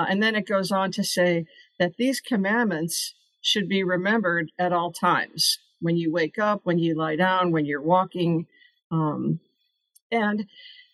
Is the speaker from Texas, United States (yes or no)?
no; St. Louis, Missouri, United States; I grew up in St. Louis